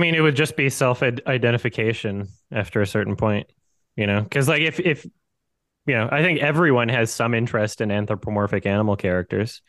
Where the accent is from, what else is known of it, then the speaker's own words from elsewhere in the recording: Canada; moved away as an adult; now in Georgia, United States; I am from Canada.